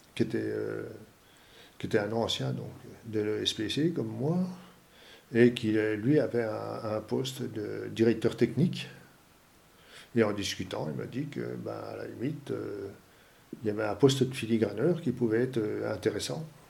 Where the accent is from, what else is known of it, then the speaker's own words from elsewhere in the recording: Épinal, Grand Est, France; Je viens des Vosges. Épinal dans les Vosges